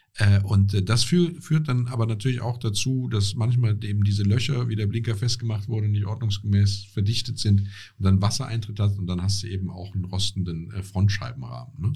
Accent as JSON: {"language": "German", "town": "Essenheim", "region": "Rhineland-Palatinate", "country": "Germany", "said": "ich komme aus Essenheim"}